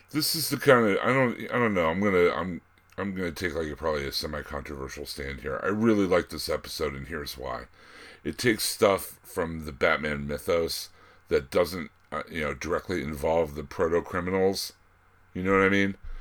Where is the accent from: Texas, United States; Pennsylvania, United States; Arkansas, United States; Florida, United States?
Pennsylvania, United States; Pittsburgh; accent: Pittsburgh; I'm from Pittsburgh and we just got voted as having the Ugliest accent in America